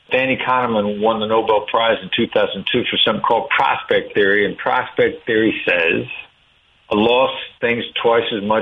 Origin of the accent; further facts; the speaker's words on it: Iowa, United States; Yeah, you know, I'm just a Midwestern guy. I know my accent doesn't sound like it, but I grew up in a small town in Iowa